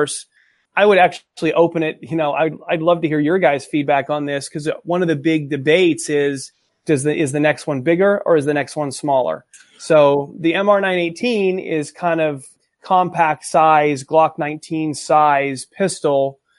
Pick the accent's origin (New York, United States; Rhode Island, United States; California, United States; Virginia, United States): California, United States; I'm from California, actually.